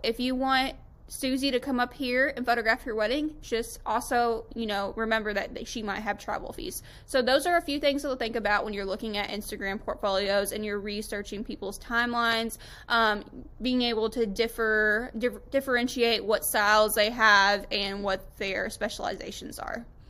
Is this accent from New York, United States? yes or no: no; Tampa, Florida, United States; moved away as an adult; now in Western Kentucky, United States; I was actually born and raised in Tampa, Florida